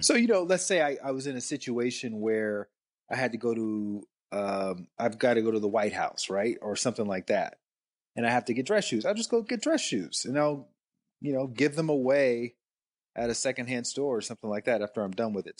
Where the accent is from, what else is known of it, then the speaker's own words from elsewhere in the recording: Alabama, United States; now in Atlanta, United States; I actually grew up in Alabama